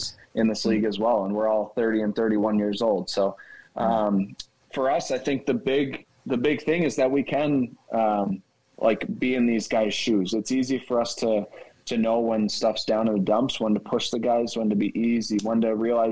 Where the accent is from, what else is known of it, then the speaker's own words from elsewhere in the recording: Philadelphia, Pennsylvania, United States; moved away; I grew up in Philly, so I was a Flyers fan